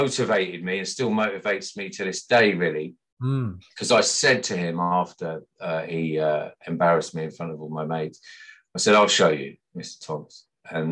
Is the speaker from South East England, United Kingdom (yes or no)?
no; Sutton Coldfield, West Midlands, United Kingdom; I grew up in Sutton Coldfield in the West Midlands, as you can probably tell by my accent.